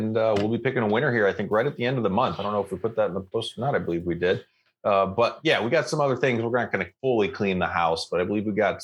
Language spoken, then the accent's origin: English; St. Louis, Missouri, United States; moved away; I grew up in the St. Louis area for a while